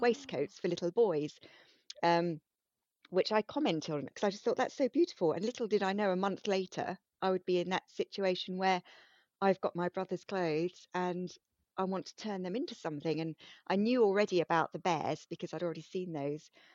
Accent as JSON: {"language": "English", "country": "United Kingdom", "said": "being very British"}